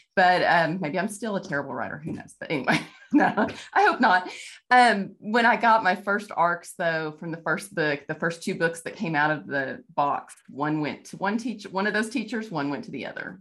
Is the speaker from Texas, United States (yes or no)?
yes; Texas, United States; moved away as an adult; now in Kansas, United States; I'm from Texas. I'm, I live in Kansas now